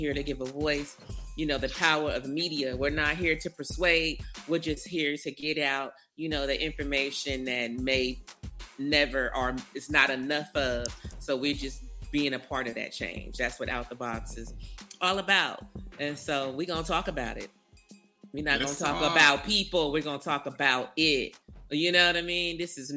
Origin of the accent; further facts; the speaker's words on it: California, United States; now in Texas, United States; born and raised in California.